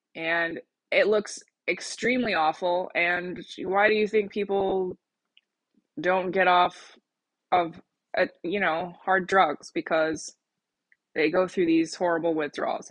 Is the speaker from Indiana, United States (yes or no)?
no; Colorado, United States; moved away; my home state of Colorado